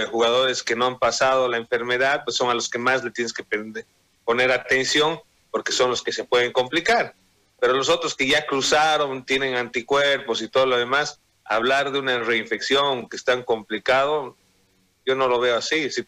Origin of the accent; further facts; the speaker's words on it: Sucre, Chuquisaca, Bolivia; yo soy de Sucre y mi tío fue dirigente de los petroleros y yacimientos petroleros.